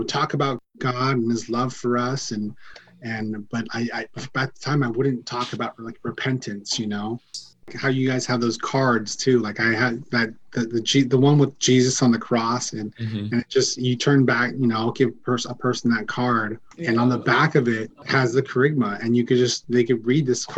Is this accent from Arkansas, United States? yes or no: no; San Diego, California, United States; I'm from San Diego, California.